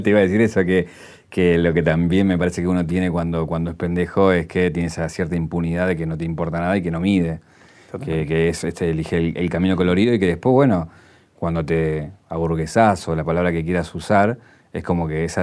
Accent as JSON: {"language": "Spanish", "region": "Buenos Aires", "country": "Argentina", "said": "De Villa Crespo."}